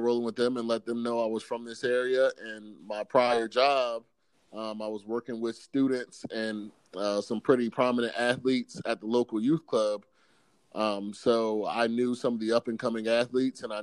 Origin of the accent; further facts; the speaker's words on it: Salisbury, Maryland, United States; I'm from Salisbury, Maryland, right here where 47 ABC is located. I was born and raised here